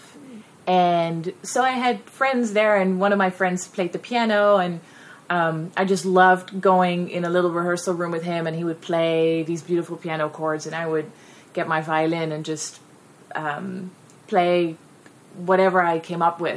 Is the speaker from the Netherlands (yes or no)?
yes; Netherlands; English is a second language; moved away; I'm 100% Dutch. So English is not my first language